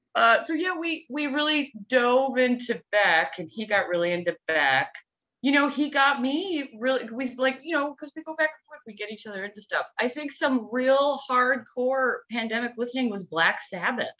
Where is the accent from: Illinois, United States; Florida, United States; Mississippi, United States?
Illinois, United States; Downers Grove; I grew up in Downers Grove